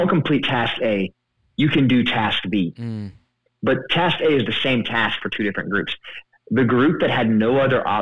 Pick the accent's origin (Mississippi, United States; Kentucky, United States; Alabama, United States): Mississippi, United States; I'm from Mississippi